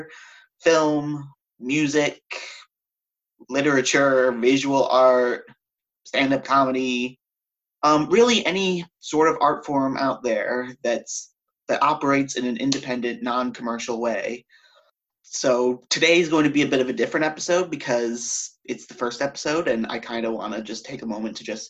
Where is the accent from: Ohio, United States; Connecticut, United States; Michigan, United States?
Connecticut, United States; moved away as an adult; also born or lived in upstate New York; now in New York City, United States; I grew up in Connecticut.